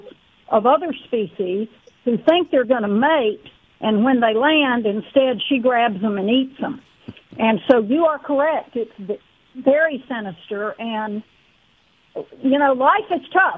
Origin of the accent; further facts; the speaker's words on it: East Tennessee, United States; Like any southern girl, I grew up in East Tennessee, and I just grew up with lightning bugs is what we call them